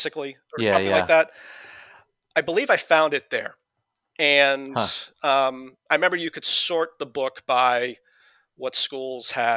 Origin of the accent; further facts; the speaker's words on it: New England, United States; accent: New England; I'm from New England